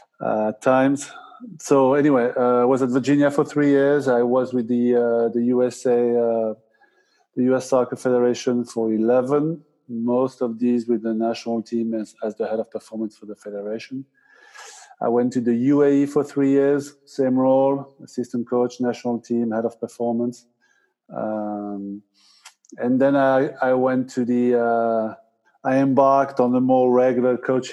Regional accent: Basque Country, Nouvelle-Aquitaine, France; moved away as an adult; also born or lived in United States; I'm originally from France, moved to the US after World Cup 98.

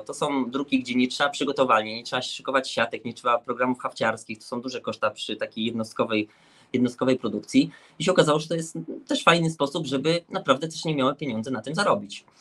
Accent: Łódź, Łódź Voivodeship, Poland; my jesteśmy z Łodzi, także to jest zagłębie jak gdyby szycia

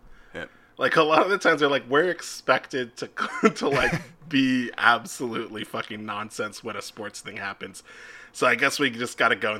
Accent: United States; As an American

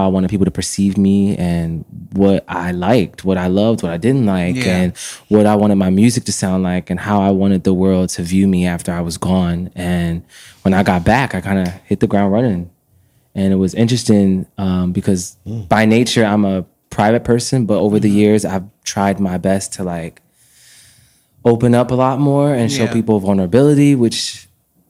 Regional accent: Philadelphia, Pennsylvania, United States; also born or lived in China; I'm from Philadelphia. I went to the Creative and Performing Arts High School

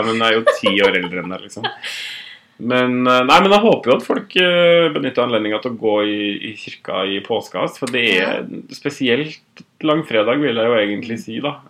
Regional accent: Otrøya, Møre og Romsdal, Norway; moved away as an adult; now in Oslo, Norway; jeg har jo vært en del hjemme på Otrøya

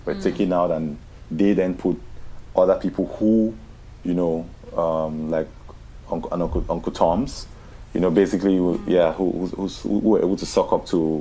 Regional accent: Mamfe, Southwest Region, Cameroon; also born or lived in United States; now in Mauritius; I'm from Manfe

